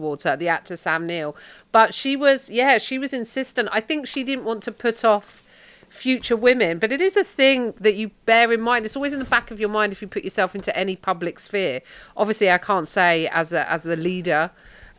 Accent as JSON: {"language": "English", "region": "London", "country": "United Kingdom", "accent": "Cockney", "said": "I'm Cockney"}